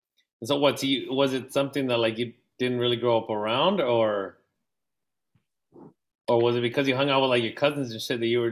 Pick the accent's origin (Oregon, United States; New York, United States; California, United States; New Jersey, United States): California, United States; National City; also born or lived in South Central, Los Angeles / Studio City, Los Angeles; I grew up in National City. And then after college, I moved to LA for a couple of years, and then I came back.